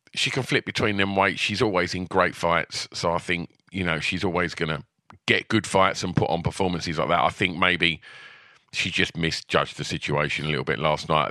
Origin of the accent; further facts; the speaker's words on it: United Kingdom; we're British fans